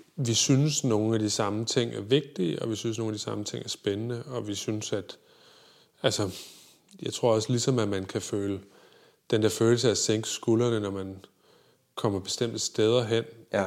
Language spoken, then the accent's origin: Danish; Viborg, Central Denmark Region, Denmark; moved away; jeg boede med i Viborg, hvor jeg voksede op